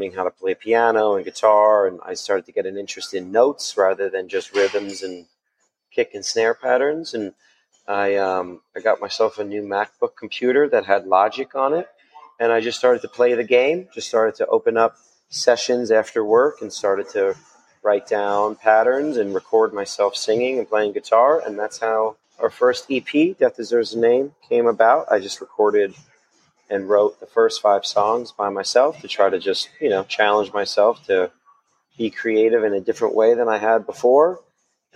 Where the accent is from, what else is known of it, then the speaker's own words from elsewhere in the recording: Jersey Shore, New Jersey, United States; also born or lived in Brooklyn, New York; I was born in Brooklyn, New York, but I grew up in New Jersey